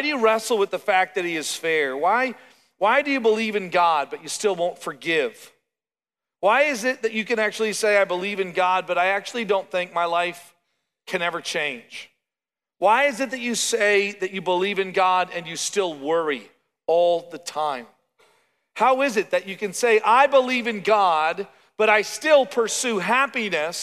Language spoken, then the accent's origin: English; Canada; now in Oklahoma, United States; as a Canadian